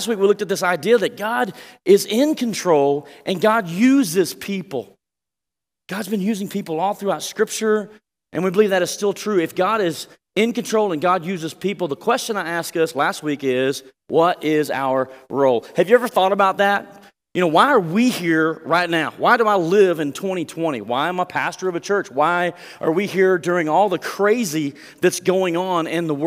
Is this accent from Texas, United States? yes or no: yes; Texas, United States; We're from Texas